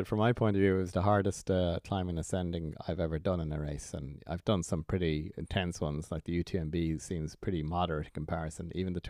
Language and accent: English; Ireland; it was my first as an Irish international.